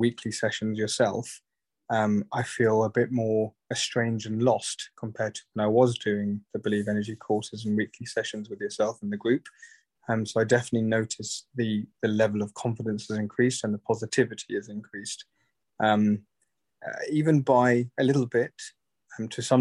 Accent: United Kingdom; I'm 41 years of age from the UK

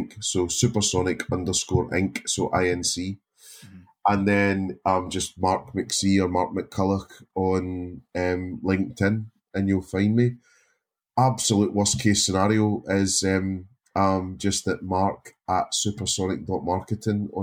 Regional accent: Scotland, United Kingdom; being Scottish

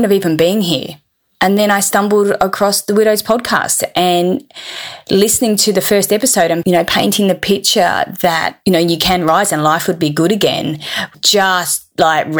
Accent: Perth, Western Australia, Australia; I'm 45 from Perth in Western Australia

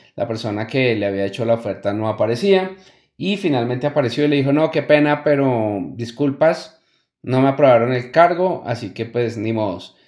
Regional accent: Colombia; una expresión que utilizamos mucho en mi país natal, Colombia

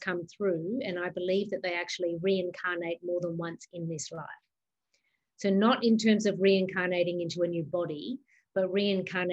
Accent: Australia; moved away; also born or lived in New York; I was born in Australia. That's where my mum lives.

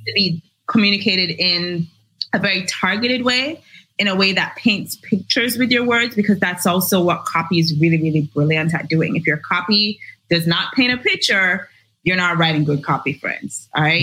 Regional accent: Jamaica; I am Jamaican born, raised in Jamaica. I currently work in Jamaica

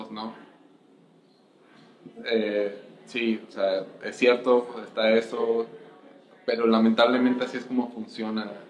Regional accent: Mexico; yo también me naturalicé mexicano y de hecho me siento yo más mexicano, me siento mexicano. la mitad de mi vida pues la viví ahí, eh, yo crecí ahí en México

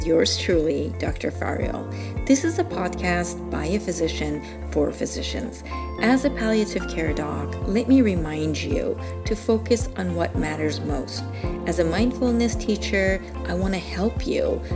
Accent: Iran; also born or lived in Michigan / Arizona / California; now in Hawaii, United States; I'm originally from Iran

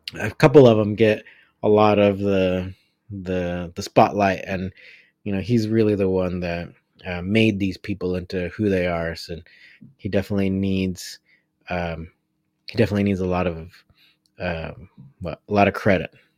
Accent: United States; I was born in the United States

